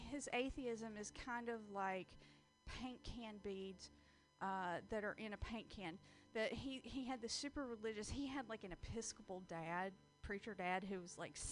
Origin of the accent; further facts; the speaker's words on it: the South, United States; Well, no, because I was raised in the South and girls are taught to be stupid.